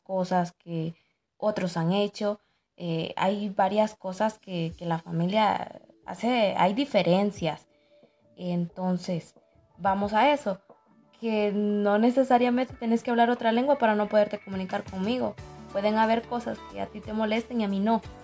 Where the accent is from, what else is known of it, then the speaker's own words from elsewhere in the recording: Jesús de Otoro, Intibucá, Honduras; moved away as an adult; now in La Esperanza, Honduras; Soy eh, originaria de Jesús de Otoro